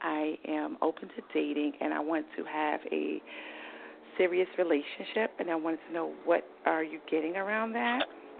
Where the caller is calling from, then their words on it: New York, United States; New York.